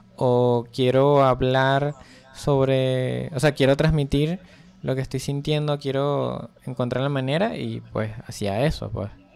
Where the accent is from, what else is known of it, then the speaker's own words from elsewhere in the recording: Venezuela; Soy un ilustrador venezolano